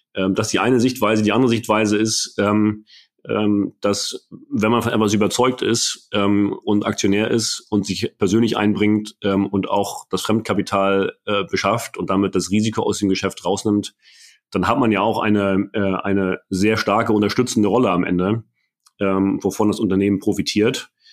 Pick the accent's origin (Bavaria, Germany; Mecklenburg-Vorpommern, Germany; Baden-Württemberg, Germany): Mecklenburg-Vorpommern, Germany; als, als Mecklenburger